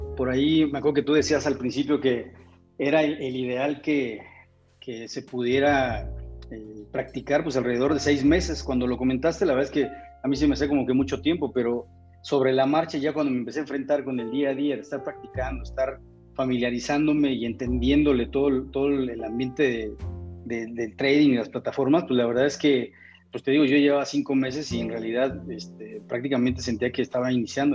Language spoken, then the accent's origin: Spanish; Mexico; tengo 48 años, soy mexicano